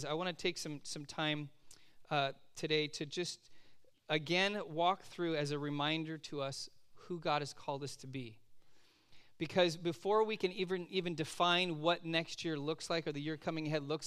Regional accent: California, United States; moved away as an adult; also born or lived in Oregon; I am a Californian living in Oregon

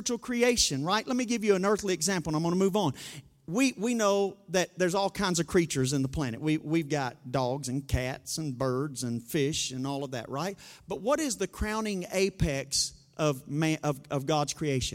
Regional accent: Arkansas, United States; we're from Arkansas

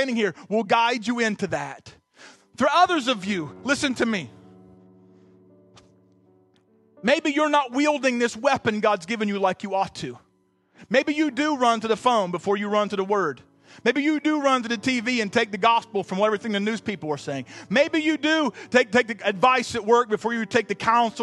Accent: Southern Ohio, United States; I'm from Southern Ohio

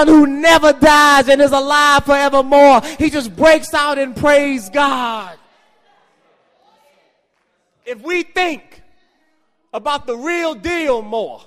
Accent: Washington, District of Columbia, United States; I grew up in Washington, D.C., Georgia Avenue.

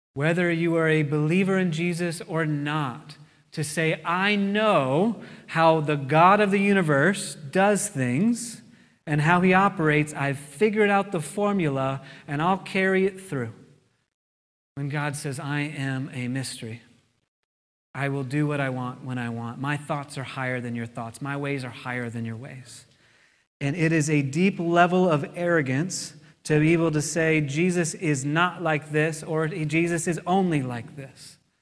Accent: United States; I'm an American

